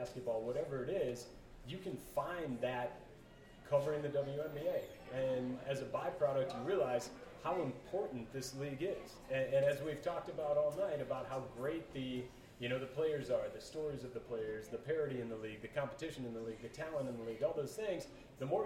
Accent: Minneapolis, Minnesota, United States; also born or lived in Colorado; I was born in Colorado but raised in the Twin Cities

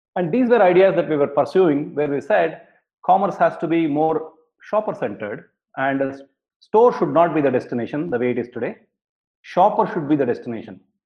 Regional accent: Bangalore, Karnataka, India; I grew up in Bangalore in India

